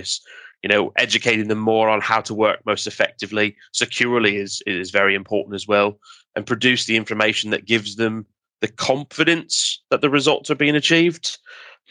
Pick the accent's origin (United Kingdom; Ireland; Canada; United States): Canada; being Canadian